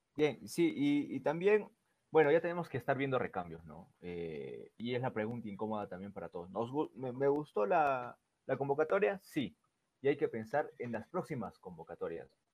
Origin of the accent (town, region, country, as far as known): Peru